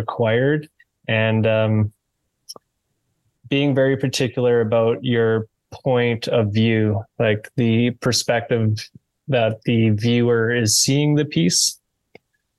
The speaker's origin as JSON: {"language": "English", "country": "Canada", "said": "I'm Canadian carver, sculptor, maker."}